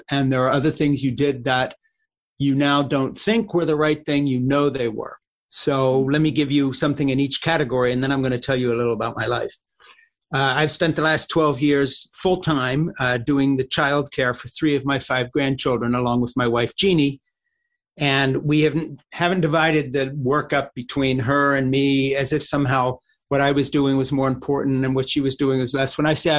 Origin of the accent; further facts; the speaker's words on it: Champéry, Valais, Switzerland; born there; So when I was born in August 3rd of 1952 in Switzerland, in a Swiss chalet in a little village called Champéry, delivered a home birth at home.